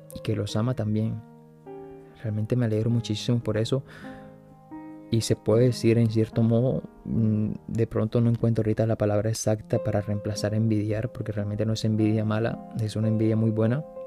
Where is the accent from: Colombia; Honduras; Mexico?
Colombia; now in Paris, France; estando en Colombia, que es de donde soy yo